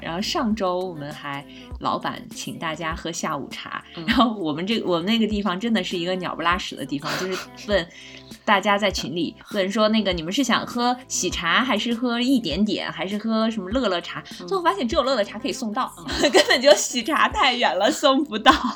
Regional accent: China; 我们中国人很爱干净，就没有喷香水的习惯

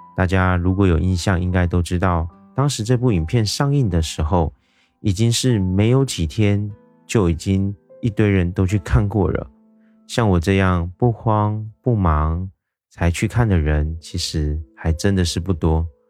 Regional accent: Taiwan; 我是一位来自台湾的一位小哥哥

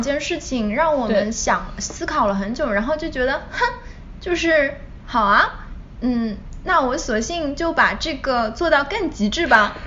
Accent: China; moved away; 我从小在，嗯，国内长大嘛

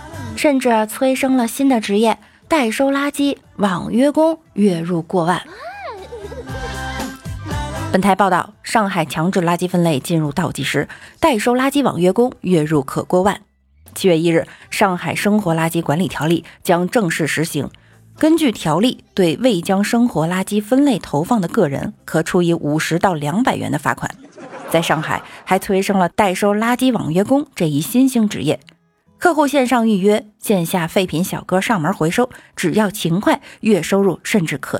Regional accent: Northeast China, China; 我就是东北的，我们那儿的老爷们上火车特爱带啤酒、鸡爪子、熟食之类的

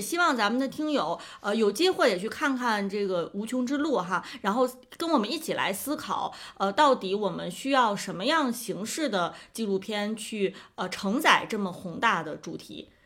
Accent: China; 我们中国人

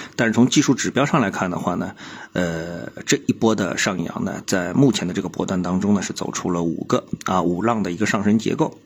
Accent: China; 我们作为中国人

